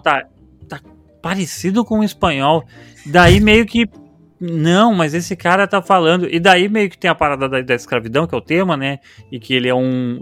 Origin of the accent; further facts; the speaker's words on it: Brazil; a gente é brasileiro